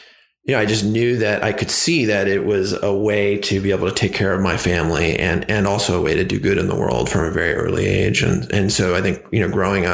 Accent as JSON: {"language": "English", "town": "Ojai", "region": "California", "country": "United States", "tie": "born or raised there", "said": "the town that I grew up on called in Ojai, California"}